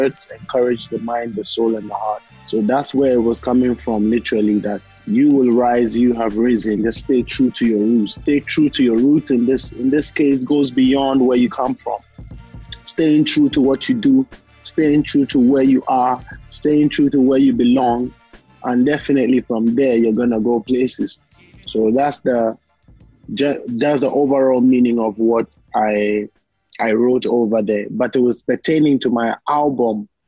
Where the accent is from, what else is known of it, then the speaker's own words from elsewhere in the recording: Volta, Ghana; I'm a Ghanaian, but I know my roots. My roots go way down into an Anglo